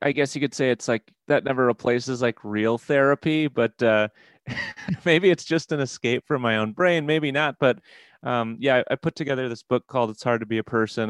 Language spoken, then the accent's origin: English; Midwest, United States; now in Wisconsin, United States; I'm from the Midwest